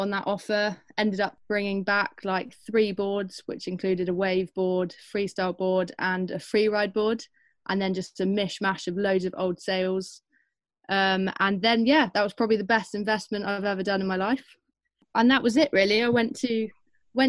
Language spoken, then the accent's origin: English; Devon, South West England, United Kingdom; moved away as an adult; growing up in Devon